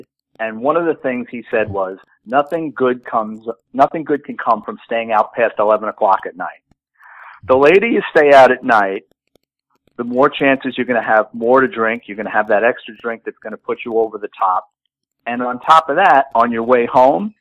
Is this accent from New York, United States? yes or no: yes; New York City, New York, United States; growing up in the Bronx